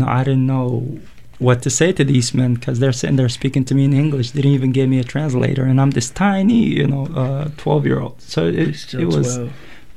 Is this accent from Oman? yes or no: no; Yemen; born or raised there; moved away as an adult; now in United States